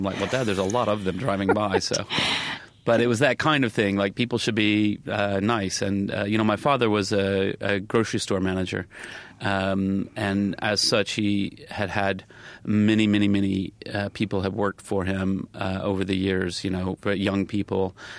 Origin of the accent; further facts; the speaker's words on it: the South, United States; certainly growing up in the South, my parents are very, very nice people